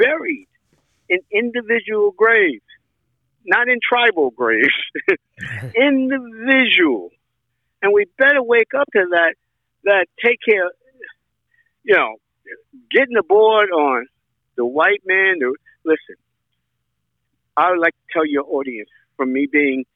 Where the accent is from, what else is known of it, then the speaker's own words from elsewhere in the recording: New York, United States; moved away; I'm from New York